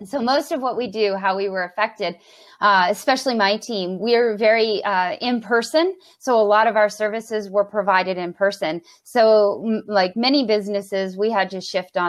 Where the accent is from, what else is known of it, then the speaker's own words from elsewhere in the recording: Brockville, Ontario, Canada; moved away as an adult; now in Ottawa, Canada; I was working for the small business enterprise center in my hometown of Brockville.